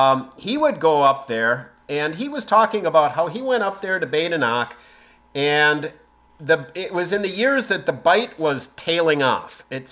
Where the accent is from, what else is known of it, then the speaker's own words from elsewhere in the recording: Marinette, Wisconsin, United States; I was born in 1958 in Marinette, and we lived just a couple blocks away from the Hattie Street Dam.